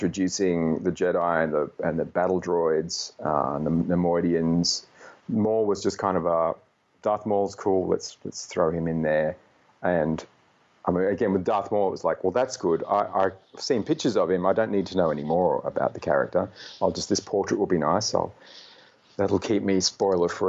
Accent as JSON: {"language": "English", "town": "Brisbane", "region": "Queensland", "country": "Australia", "tie": "born or raised there", "also_born_or_lived": "Melbourne, Australia", "said": "I was born in Melbourne and moved to Brisbane when I was five and was raised there."}